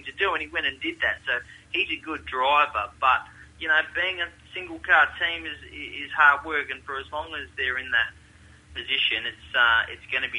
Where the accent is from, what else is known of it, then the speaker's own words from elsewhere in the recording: Western Australia, Australia; moved away; over in my home state